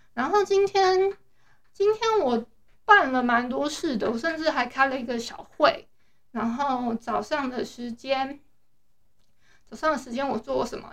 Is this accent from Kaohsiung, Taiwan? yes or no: no; Hualien, Hualien County, Taiwan; 我是花莲人